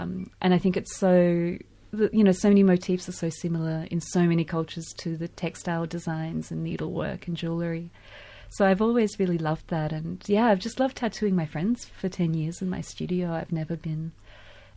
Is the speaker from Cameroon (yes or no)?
no; Ukraine; also born or lived in Sarajevo, Bosnia and Herzegovina; now in Melbourne, Australia; growing up in Ukraine, it was always a huge day when I was a kid